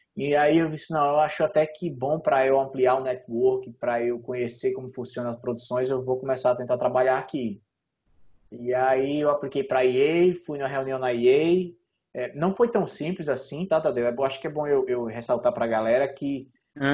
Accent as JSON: {"language": "Portuguese", "town": "Natal", "region": "Rio Grande do Norte", "country": "Brazil", "also_born_or_lived": "São Paulo", "moved": "as an adult", "lives_now": "Canada", "said": "em Natal é, na minha cidade lá"}